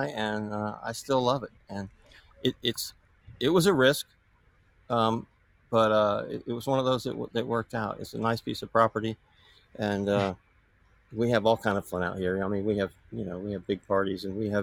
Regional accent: Tampa, Florida, United States; moved away; also born or lived in California; I grew up in Tampa and grew up water skiing

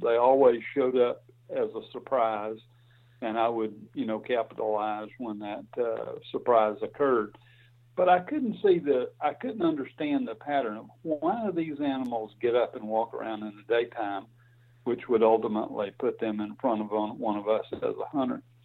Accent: Alabama, United States; I grew up on a farm in Alabama and went to school. Did all my education in Alabama.

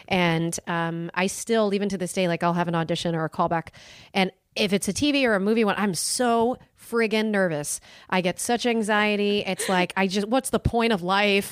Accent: Milford, Connecticut, United States; moved away; also born or lived in Los Angeles; I grew up on the East Coast. Um, I'm originally from New England. I'm from a small town in Connecticut called Milford

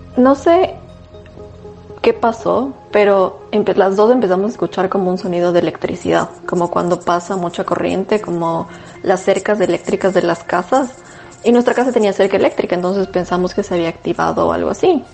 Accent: Tumbaco, Pichincha, Ecuador; yo crecí en Tumbaco, la casa de mis papás estaba en Tumbaco en La Morita exactamente

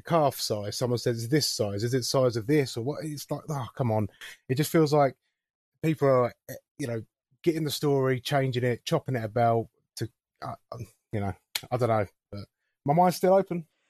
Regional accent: England, United Kingdom; as an English person.

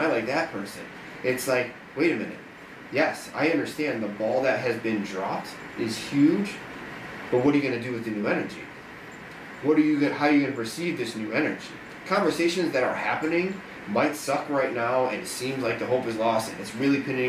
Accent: Chicago, Illinois, United States; I'm from outside of Chicago

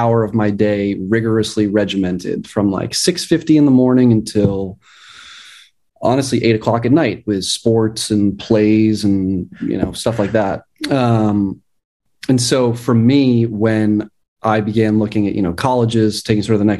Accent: Boston, Massachusetts, United States; also born or lived in Beijing; I'm from Boston, Massachusetts, in the city of Boston.

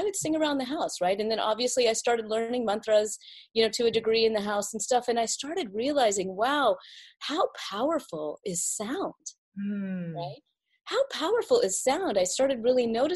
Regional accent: South Carolina, United States; I was born and raised in South Carolina

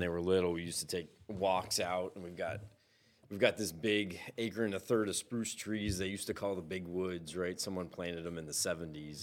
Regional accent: Chittenango, New York, United States; also born or lived in Binghamton; I grew up in Chittenango

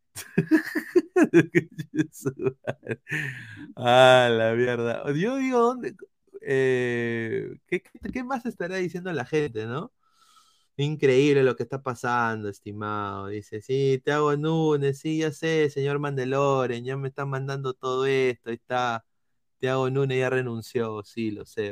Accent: Peru; como peruanos

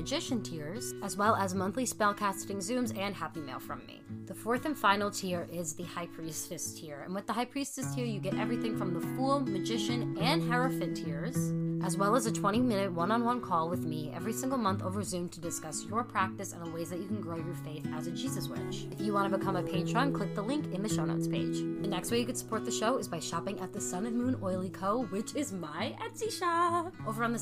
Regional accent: New York, United States; I'm from New York

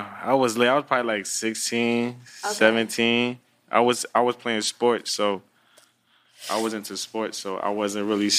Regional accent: New Jersey, United States; also born or lived in Florida; I was from Jersey, then I went to Florida, I think, and then went back to Jersey.

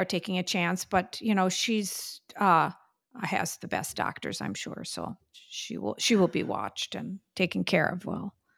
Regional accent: Whitefish Bay, Wisconsin, United States; now in New York City, United States; growing up in Whitefish Bay, which was a more affluent area

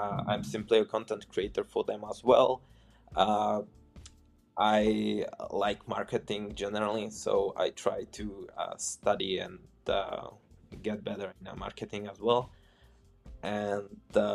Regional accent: Czechia; first language Czech; English is a second language; moved away as an adult; now in Poland; I'm from Czech Republic and I moved to Poland.

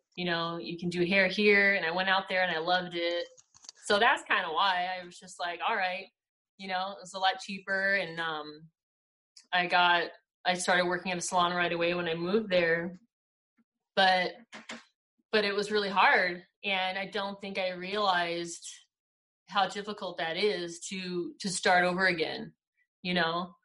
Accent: Victorville, California, United States; also born or lived in Upland, California; I grew up in California, in the high desert. I was I was born in Upland, and I lived in uh, Victorville, the high desert. I lived there till I was 21

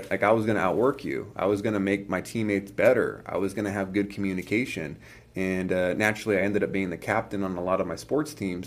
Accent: California, United States; I grew up in California

